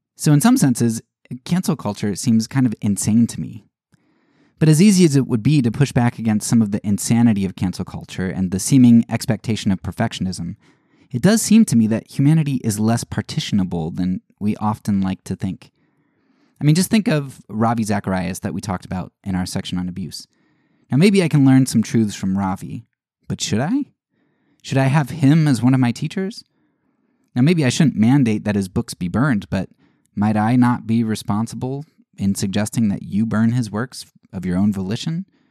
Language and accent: English; Pennsylvania, United States; I grew up in Pennsylvania